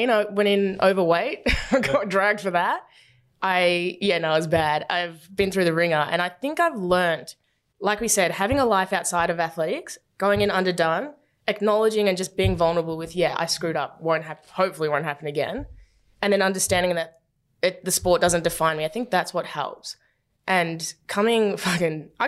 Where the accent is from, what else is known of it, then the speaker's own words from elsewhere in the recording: Werribee, Victoria, Australia; growing up in Werribee with a single mum and no money